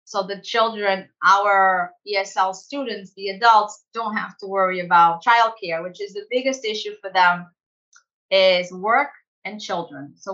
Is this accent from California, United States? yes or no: yes; San Diego, California, United States; We have students from my hometown, San Diego.